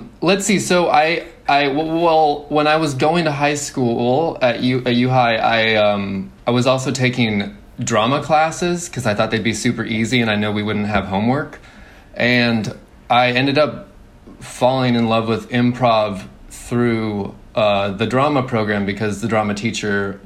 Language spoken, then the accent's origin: English; Spokane, Washington, United States; moved away as an adult; also born or lived in Los Angeles; I grew up in Spokane, you know, for 24 years.